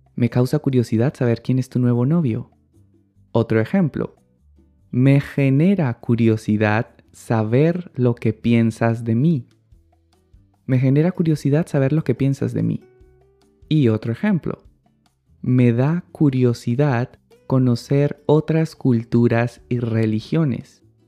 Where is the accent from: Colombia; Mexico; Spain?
Colombia; en mi país, Colombia, se usa la forma reflexiva del verbo ganar y decimos